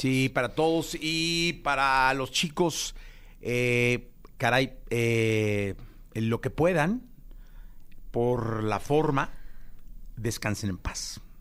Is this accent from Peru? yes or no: no; Mexico; como mexicano